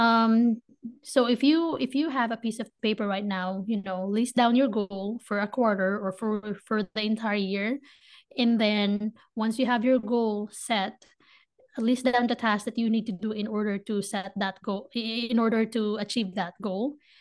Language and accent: English; Manila, Metro Manila, Philippines; moved away as an adult; now in United States; I was born and raised in the Philippines, in Manila, Philippines